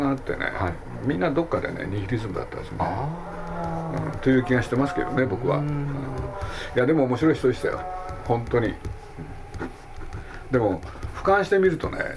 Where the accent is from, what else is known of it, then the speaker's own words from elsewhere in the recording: Japan; born there; まあ、日本という国に生